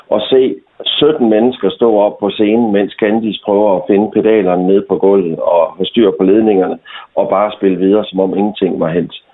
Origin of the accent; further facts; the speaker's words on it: Thy, North Denmark Region, Denmark; jeg er tybo